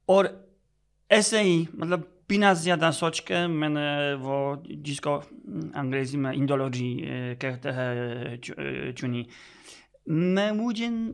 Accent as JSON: {"language": "Hindi", "country": "Poland", "also_born_or_lived": "Delhi", "first_language": "Polish", "second_language": "Hindi", "moved": "yes"}